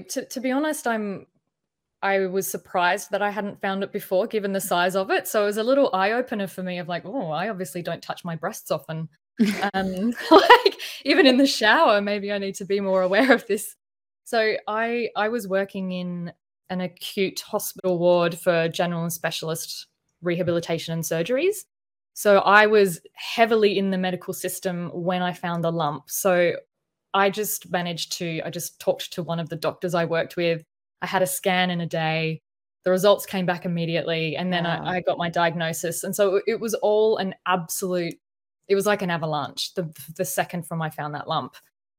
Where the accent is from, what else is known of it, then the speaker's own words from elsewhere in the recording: Adelaide, South Australia, Australia; now in Melbourne, Australia; No, I moved here. I'm actually from Adelaide, South Australia, but that's a bit quiet, boiling hot and boring.